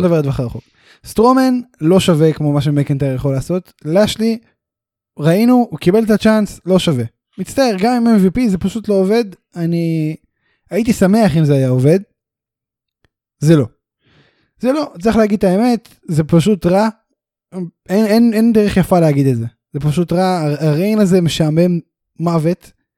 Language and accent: Hebrew; Beersheba, Southern District, Israel; אנחנו שנינו גדלנו ומתחנכים וזה בבאר שבע